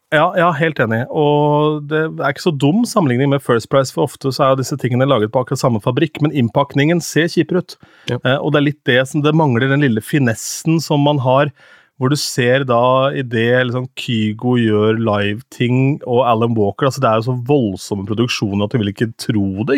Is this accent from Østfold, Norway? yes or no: yes; Askim, Østfold, Norway; moved away; da drev jeg med TV på Ung TV hjemme i Askim